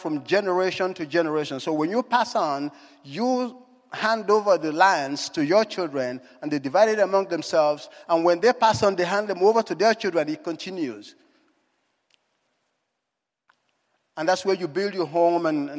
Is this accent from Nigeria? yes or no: yes; Nigeria; moved away; If my accent hasn't given it away, I was born in Africa. In Nigeria